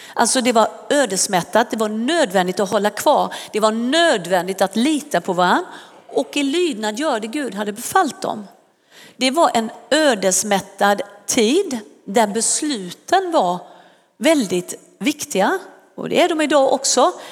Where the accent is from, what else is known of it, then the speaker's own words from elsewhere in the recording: Sweden; Vissa tror inte att jag är svensk, men det är jag